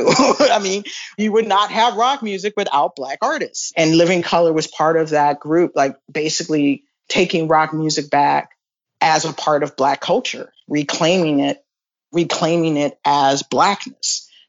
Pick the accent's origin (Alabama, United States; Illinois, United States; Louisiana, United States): Illinois, United States; Chicago; in a small theater called the Aragon Ballroom in my hometown of Chicago.